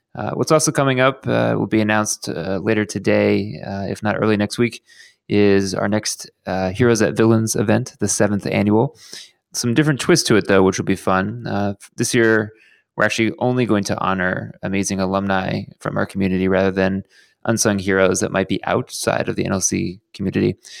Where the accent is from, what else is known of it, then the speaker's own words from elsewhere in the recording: Houston, Texas, United States; now in Los Angeles, United States; my hometown of Houston, Texas